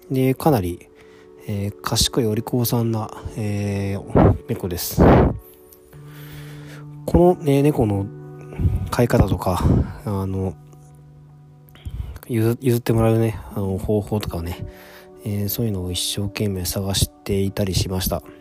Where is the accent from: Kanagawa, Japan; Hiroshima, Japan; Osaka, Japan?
Hiroshima, Japan; born there; 自分は生まれは実は広島なんですけども、えー、広島に、まあ、実家的な感じのね、家もあって